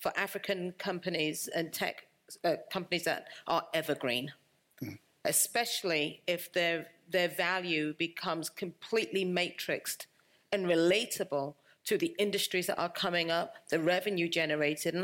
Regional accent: London, United Kingdom; moved away; also born or lived in United States / Cameroon; I was born in London, lived in the United States with my husband. My parents are Cameroonian. I spent 4 years there during my childhood

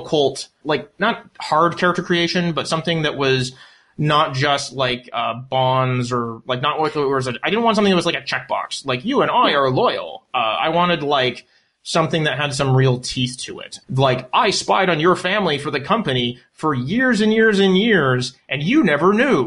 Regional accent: Canada; I'm Canadian.

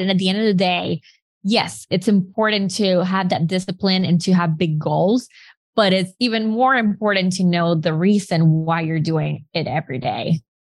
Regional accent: Nicaragua; moved away as an adult; also born or lived in Arkansas, United States; I'm from Nicaragua

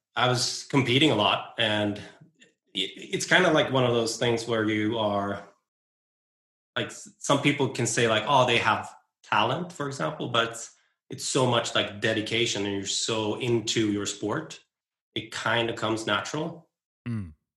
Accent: west coast of Sweden, Sweden; on the west coast of Sweden where I grew up and where I live

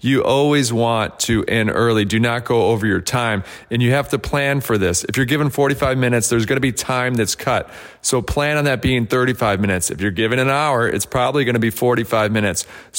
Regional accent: Detroit, Michigan, United States; now in Austin, United States; My hometown is Detroit, Michigan, but I currently live in Austin, Texas.

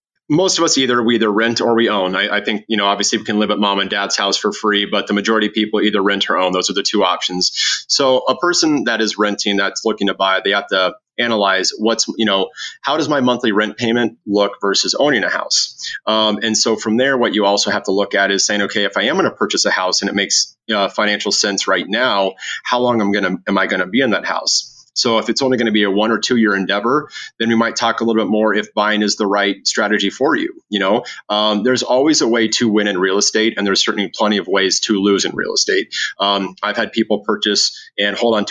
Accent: Lincoln, Nebraska, United States; also born or lived in Phoenix, Arizona; now in Omaha, United States; I'm from Lincoln originally

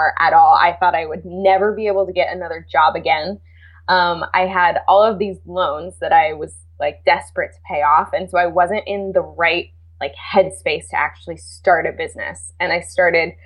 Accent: California, United States; I'm from California

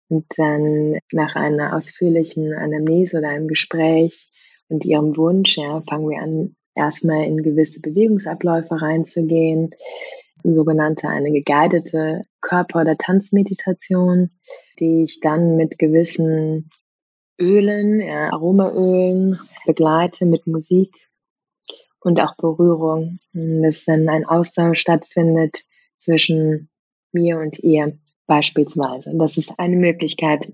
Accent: Germany; also born or lived in Vienna; einem kulturellen Umfeld, wo ich groß geworden bin, hier in Deutschland

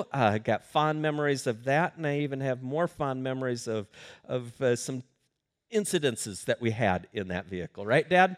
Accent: Sioux Falls, South Dakota, United States; I grew up in Sioux Falls, South Dakota

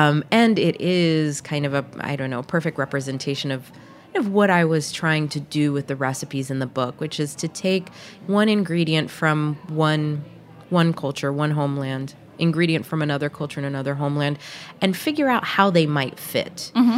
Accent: the South, United States; particularly when I was growing up in the South, and would look at my American friends' pantries versus what was in my pantry

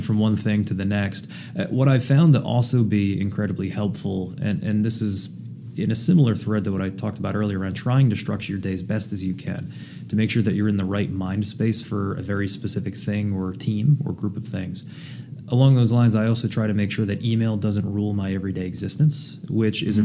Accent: southern New Jersey, United States; now in New England, United States; grew up in southern New Jersey, uh, about five minutes outside of Philly, but on the Jersey side.

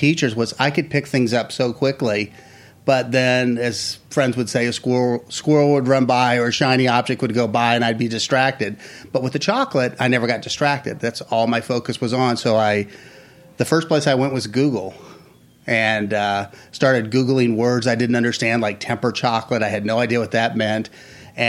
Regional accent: Kansas City, Missouri, United States; now in Florida, United States; I'm from Kansas City. I was going back the next week to see my dad

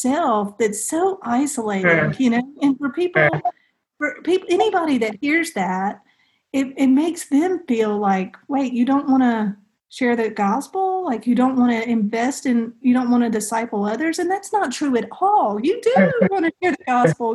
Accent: the South, United States; we're from the South

